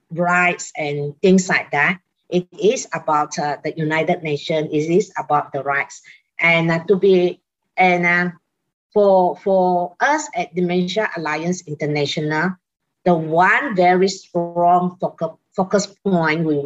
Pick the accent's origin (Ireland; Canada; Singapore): Singapore; I'm from Singapore.